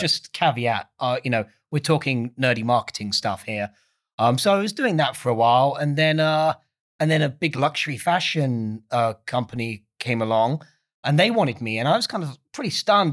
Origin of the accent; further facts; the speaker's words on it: Essex, East of England, United Kingdom; I'm not from London. I'm from a place called Essex.